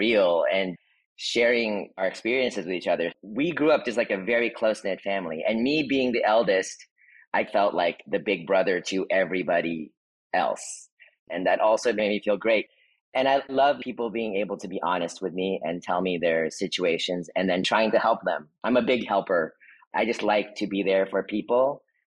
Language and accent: English; the Bay Area, California, United States; also born or lived in Philippines; Growing up in the Bay with Filipinos, the 80s and 90s